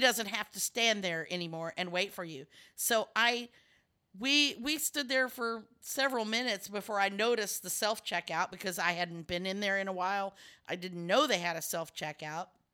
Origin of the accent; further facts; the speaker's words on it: Texas, United States; I'm from Texas